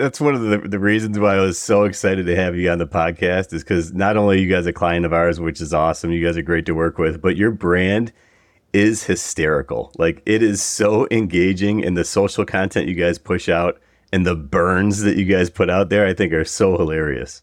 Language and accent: English; Buffalo, New York, United States; moved away as an adult; I grew up in Buffalo area, that's where I'm from, and it, you know, first twenty years of my life